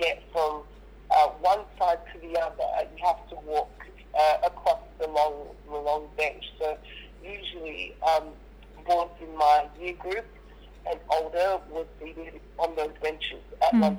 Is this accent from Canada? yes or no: no; Perth, Western Australia, Australia; also born or lived in Nigeria; growing up in Perth